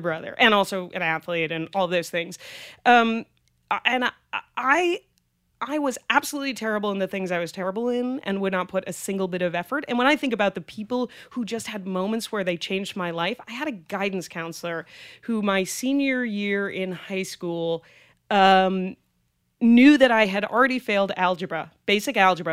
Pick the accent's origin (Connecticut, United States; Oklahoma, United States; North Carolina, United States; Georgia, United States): Connecticut, United States; Greenwich; also born or lived in Manhattan, New York / Boston, Massachusetts; I actually went to junior high and high school in Greenwich, Connecticut